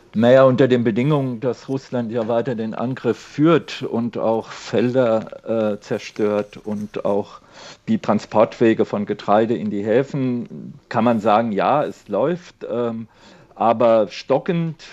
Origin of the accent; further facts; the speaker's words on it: Spain; now in Germany; mein Heimatland Spanien